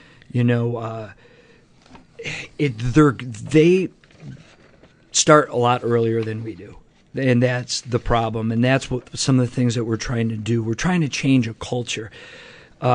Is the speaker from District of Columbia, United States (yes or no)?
no; Rome, New York, United States; When I grew up in Rome, New York